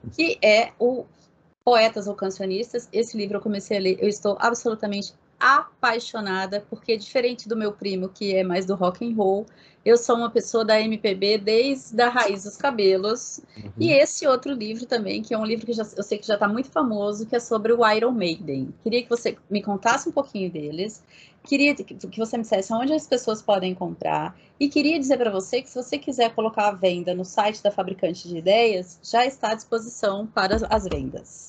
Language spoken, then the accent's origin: Portuguese; Brazil